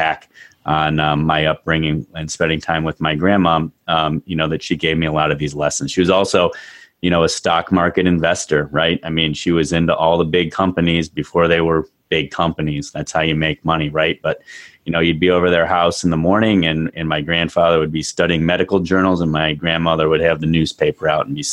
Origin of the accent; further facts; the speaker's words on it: United States; also born or lived in Australia; I'm the token Yank in this group, right? I'm the American